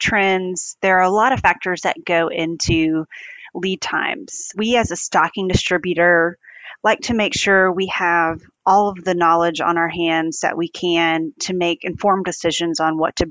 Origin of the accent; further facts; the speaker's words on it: Greenville, South Carolina, United States; I grew up in Greenville, South Carolina, where our headquarters is